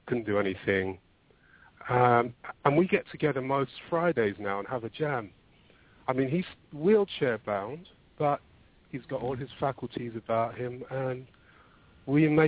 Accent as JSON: {"language": "English", "region": "London", "country": "United Kingdom", "tie": "born or raised there", "said": "Born and bred, yep, in London."}